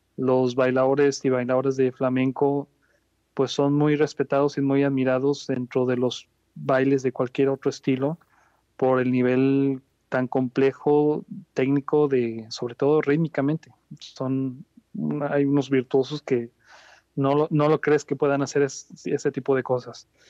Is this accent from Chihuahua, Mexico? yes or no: no; Guadalajara, Jalisco, Mexico; also born or lived in Ciudad Guzmán, Jalisco; yo nací en Guadalajara en el año 81, pero desde los 12 años yo llegué a vivir y radicar en Ciudad Guzmán, Jalisco.